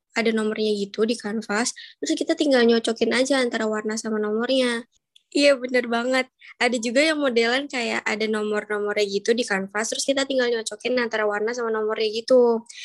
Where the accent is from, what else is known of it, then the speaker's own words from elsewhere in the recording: Cirebon, West Java, Indonesia; moved away as an adult; aku sih pulang ke kampung aku di Jawa Barat